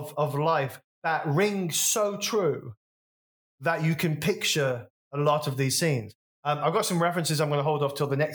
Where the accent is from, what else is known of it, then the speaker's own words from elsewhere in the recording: West Bromwich, West Midlands, United Kingdom; my hometown, so this is a very local reference, West Bromwich